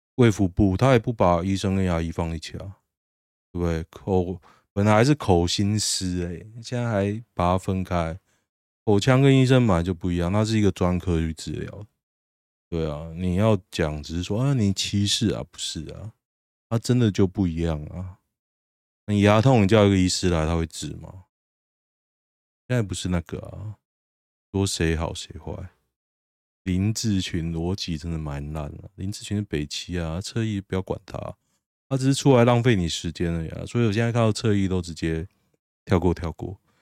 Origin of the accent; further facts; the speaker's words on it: Taoyuan, Taiwan; 我桃园人嘛